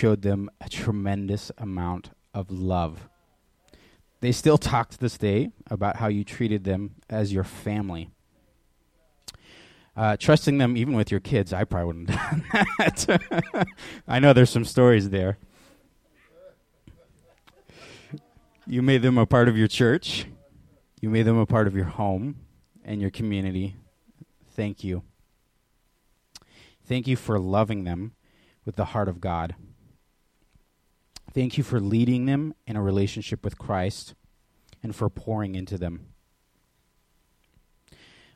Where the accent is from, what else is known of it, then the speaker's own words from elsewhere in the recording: Oak Harbor, Washington, United States; moved away; I was born in Oak Harbor in 1993. And I grew up here when I was younger.